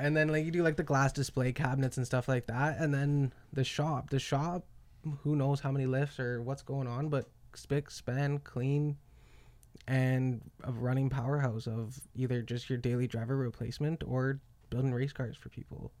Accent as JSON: {"language": "English", "town": "Calgary", "region": "Alberta", "country": "Canada", "said": "I'm from Canada"}